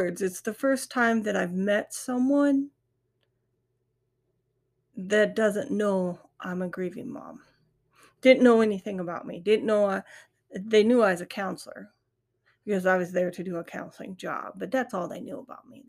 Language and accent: English; South Dakota, United States; I'm from South Dakota. We have a lot of Native American land around us.